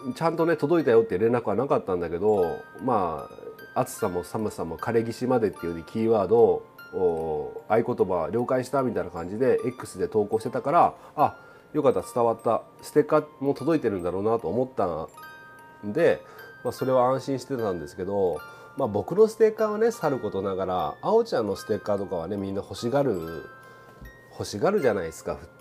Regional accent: Okayama, Japan; 岡山ミルクフェア僕の地元のね岡山ミルクフェアがあったわけなんで

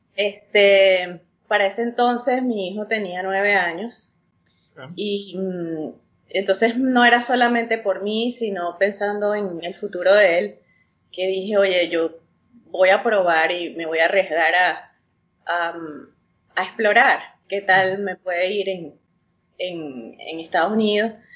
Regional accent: Venezuela; moved away as an adult; also born or lived in Utah, United States; now in United States; Yo soy venezolana, más, más criolla que las carotas negras, nacida en, en el exterior, en el estado de Utah.

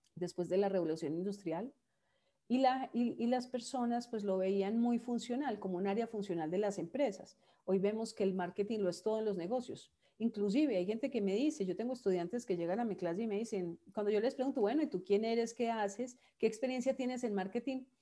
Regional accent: Manizales, Caldas, Colombia; moved away; yo soy de Manizales. Manizales es una ciudad pequeña de 400 mil habitantes en el centro del país.

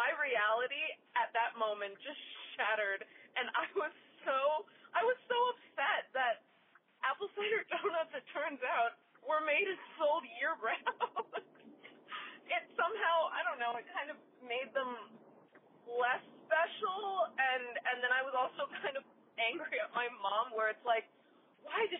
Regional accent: New Jersey, United States; where I grew up in New Jersey.

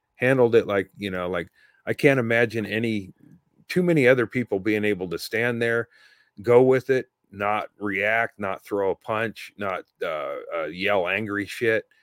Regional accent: Oregon, United States; I'm from Oregon.

